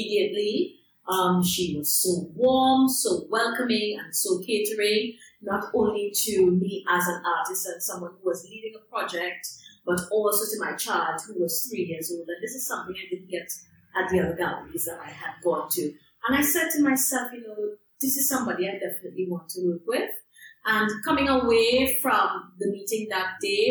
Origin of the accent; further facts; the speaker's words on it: Trinidad & Tobago; moved away as an adult; now in London, United Kingdom; I am from Trinidad and Tobago, but I live in London, UK.